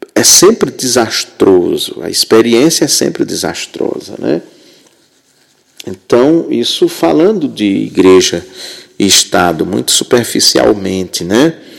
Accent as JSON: {"language": "Portuguese", "region": "Rio Grande do Norte", "country": "Brazil", "tie": "born or raised there", "also_born_or_lived": "Southeast Brazil", "moved": "as an adult", "said": "Eu sou de uma cidade muito muito pequena no Rio Grande do Norte, que na época tinha pouco mais de mil habitantes"}